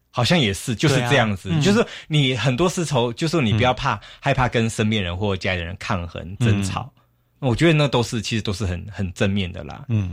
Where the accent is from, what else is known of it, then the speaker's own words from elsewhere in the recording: Taiwan; 那我们台湾人常常会觉得说，尽量用最少的钱做到什么什么效果。